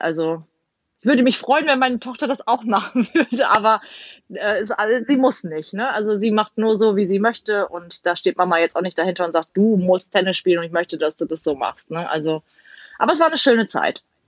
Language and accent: German; Emden, Lower Saxony, Germany; ich komme ja gebürtig aus Emden